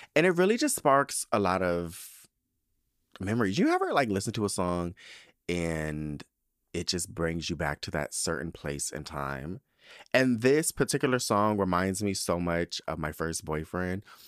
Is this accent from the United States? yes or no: yes; Spring Valley, California, United States; also born or lived in Southeast San Diego, California; I wanna say six, we moved to Spring Valley